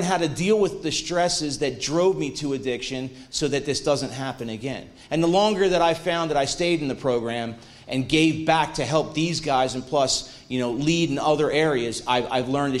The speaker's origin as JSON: {"language": "English", "town": "Mantua Township", "region": "New Jersey", "country": "United States", "tie": "born or raised there", "said": "I'm from Mantua Township originally, not so far away"}